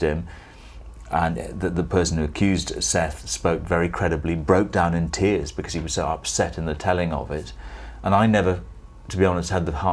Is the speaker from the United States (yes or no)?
no; Sri Lanka; moved away; Sri Lanka, Ceylon as it was then